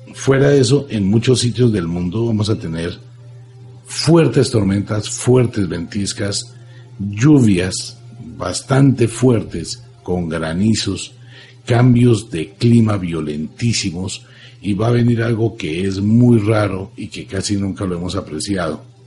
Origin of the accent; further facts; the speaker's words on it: Colombia; soy colombiano, amo a mi tierra, amo a Colombia.